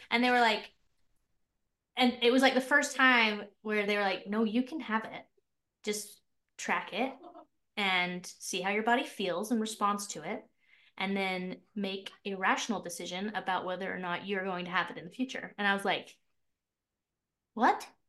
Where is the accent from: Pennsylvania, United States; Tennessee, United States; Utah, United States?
Utah, United States; also born or lived in Mapleton, Utah; I'm from Utah. I live in this little town called Mapleton, Utah.